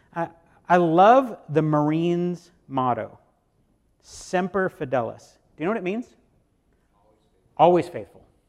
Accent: United States; American Christians

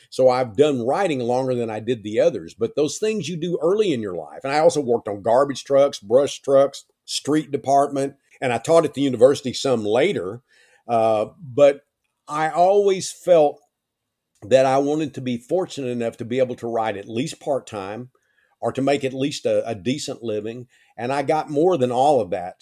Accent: East Texas, United States; East Texas when I was growing up

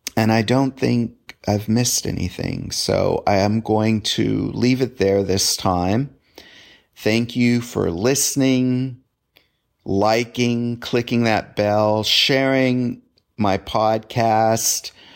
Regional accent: Southern California, United States; I grew up in Southern California

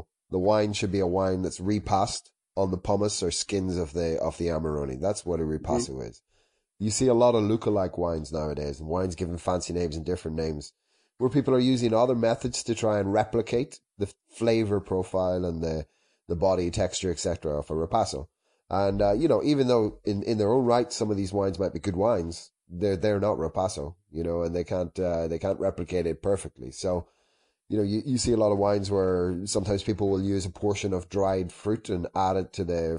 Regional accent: Ireland; moved away as an adult; now in Italy; I'm Irish originally

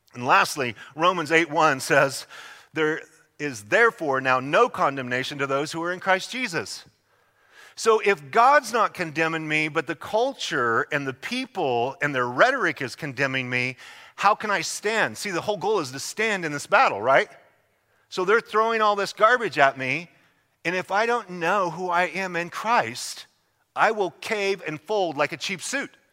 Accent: Idaho, United States; moved away; I'm from Idaho

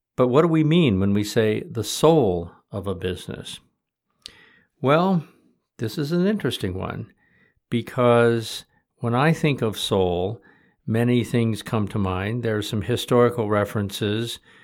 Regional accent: Michigan, United States; growing up in Michigan in the sixties

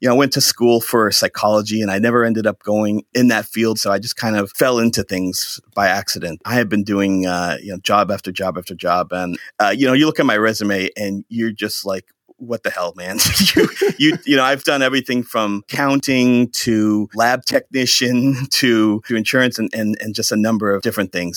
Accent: Shrewsbury, Massachusetts, United States; also born or lived in Maine; now in Holden, United States; I grew up in Shrewsbury, Massachusetts

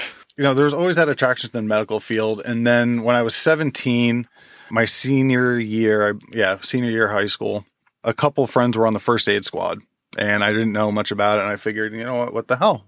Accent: Jackson, New Jersey, United States; also born or lived in Forked River, New Jersey; I grew up in Jackson

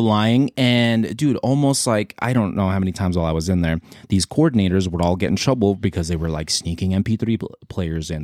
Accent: San Diego, California, United States; I was born in San Diego.

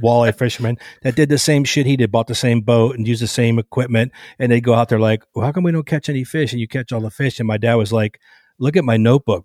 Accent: Cleveland, Ohio, United States; moved away as an adult; also born or lived in Los Angeles; I grew up in Cleveland, Cleveland area

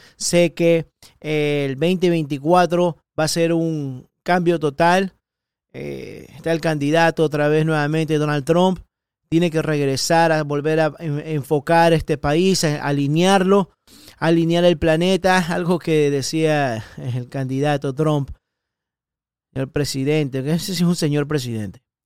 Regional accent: Ecuador; now in Miami, United States; especialista en protección ejecutiva ecuatoriano, nací en Ecuador

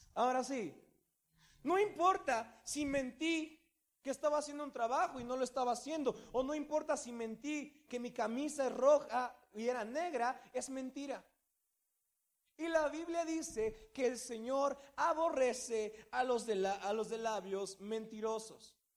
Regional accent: Mexico

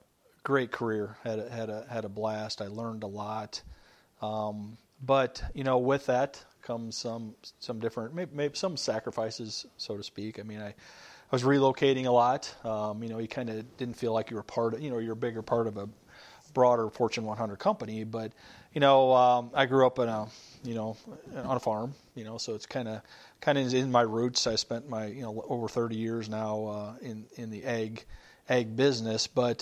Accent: Princeton, Illinois, United States; I grew up in North Central Illinois on a family farm outside of Princeton, Illinois. I was born and raised there. Currently married and live in Geneseo, Illinois.

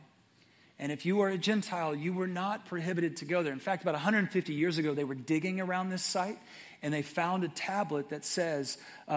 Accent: Atlanta, Texas, United States; I was born in Atlanta, Texas, which is near Texarkana

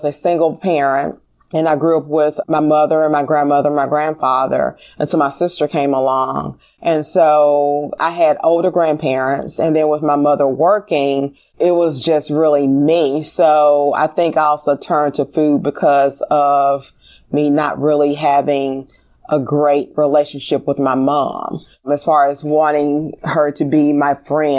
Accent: Memphis, Tennessee, United States; I grew up in Orange Mound

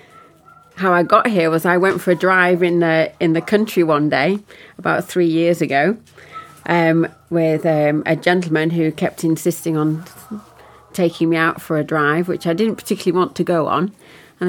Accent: Preston, North West England, United Kingdom; moved away as an adult; now in Yorkshire Dales, United Kingdom; I'm from Lancashire, so born and bred in Preston.

